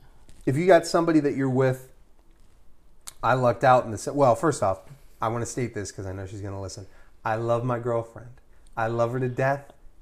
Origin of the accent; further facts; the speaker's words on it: Philadelphia, Pennsylvania, United States; I not only was born in the city, I was born on Broad Street.